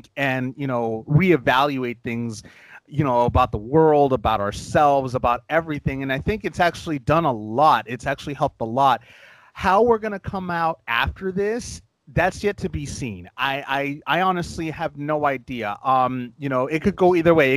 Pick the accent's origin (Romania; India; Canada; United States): United States; Los Angeles, California; I was born and raised in Los Angeles